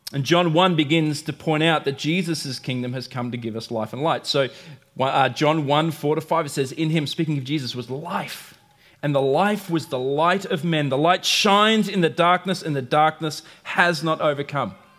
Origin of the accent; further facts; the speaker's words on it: United States; I'm American